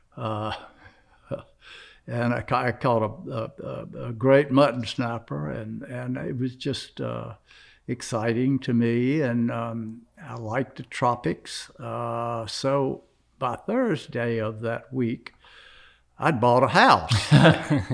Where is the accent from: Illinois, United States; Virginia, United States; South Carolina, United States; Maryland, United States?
South Carolina, United States; I'm from South Carolina